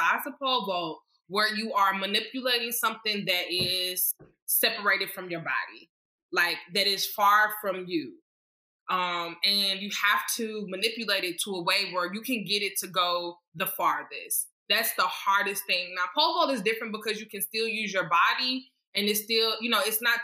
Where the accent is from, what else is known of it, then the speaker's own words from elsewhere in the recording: St. Louis, Missouri, United States; I'm from St. Louis, Missouri. I was born in East St. Louis. For everybody who knows, you know, it's not the best place to be born and raised, but I was born there, and then I was raised in St. Louis, Missouri